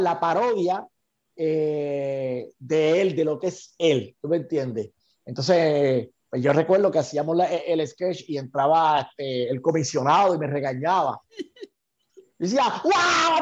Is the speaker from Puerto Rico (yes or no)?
yes; Santa Isabel, Puerto Rico; soy del pueblo de Carlitos Colón